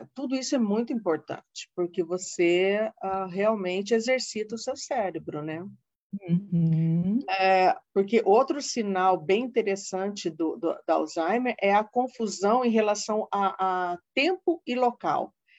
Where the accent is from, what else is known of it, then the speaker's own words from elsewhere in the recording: Londrina, Paraná, Brazil; moved away as an adult; Eu sou do Paraná, sou de Londrina, hum. vim de uma terra fria